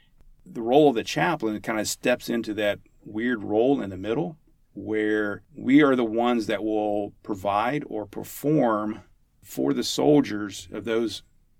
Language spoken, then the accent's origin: English; Huntington, West Virginia, United States; I grew up in Huntington, West Virginia.